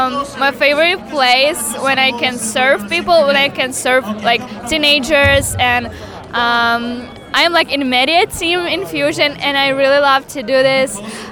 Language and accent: English; Constanța, Constanța County, Romania; English is a second language; I'm from Romania, Constanța.